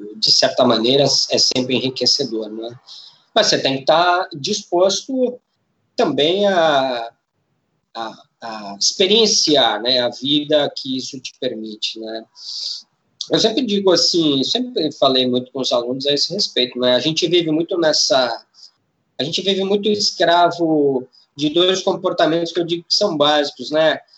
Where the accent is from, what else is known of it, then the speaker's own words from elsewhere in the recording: São Paulo, Brazil; eu sou de São Paulo, me formei em turismo